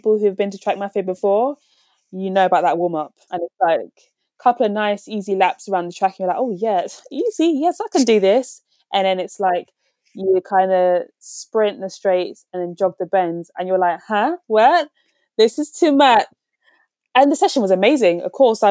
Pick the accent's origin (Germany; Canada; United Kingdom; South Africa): United Kingdom; London; I'm from West London